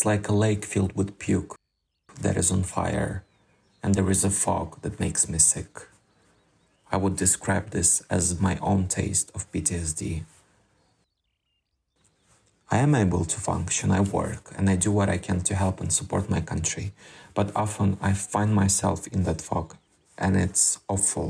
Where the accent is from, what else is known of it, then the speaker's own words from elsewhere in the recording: Donetsk, Donetsk Oblast, Ukraine; moved away as an adult; also born or lived in Turkey; now in Italy; I'm originally from Donetsk, east side of Ukraine